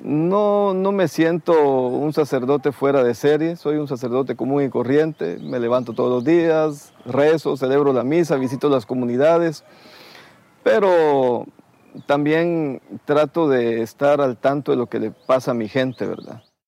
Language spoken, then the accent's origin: Spanish; Escuintla, Guatemala; also born or lived in Taxisco, Santa Rosa, Guatemala; A los seis años mi familia pasó a, a, a, esta zona de Escuintla